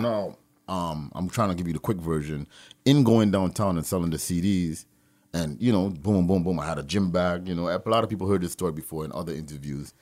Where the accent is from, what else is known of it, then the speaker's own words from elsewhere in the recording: Toronto, Ontario, Canada; I'm from Toronto